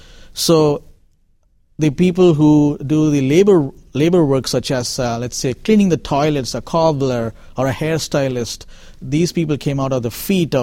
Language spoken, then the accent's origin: English; Chennai, Tamil Nadu, India; moved away; So I'm from Chennai. I was born and raised in Chennai.